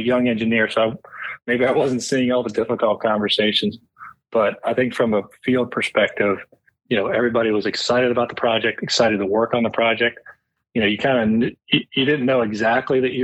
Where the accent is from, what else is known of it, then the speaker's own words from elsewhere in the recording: Pittsburgh, Pennsylvania, United States; moved away as an adult; I grew up in Pittsburgh